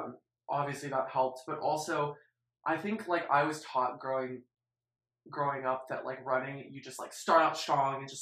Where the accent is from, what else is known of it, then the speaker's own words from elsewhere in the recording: Flower Mound, Texas, United States; I'm also from Flarmont, Texas, the same home as Miss Audrey. We've always lived there, except I lived in Louisville